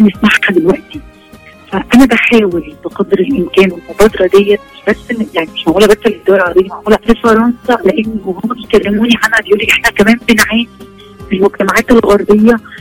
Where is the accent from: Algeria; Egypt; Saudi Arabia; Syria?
Egypt; عندنا في مصر